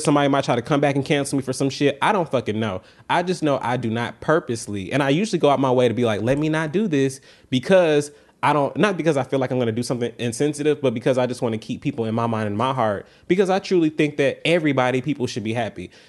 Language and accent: English; the South, United States; I'm from the South